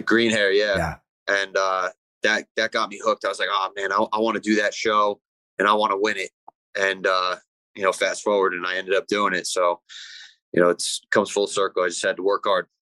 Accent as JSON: {"language": "English", "town": "Ramsey", "region": "New Jersey", "country": "United States", "tie": "born or raised there", "also_born_or_lived": "Lebanon, New Jersey", "said": "I grew up up north in uh, Ramsey"}